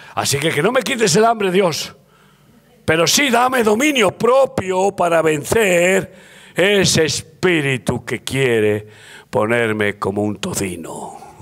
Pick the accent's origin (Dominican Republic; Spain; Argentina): Spain; como buen español y, medio vasco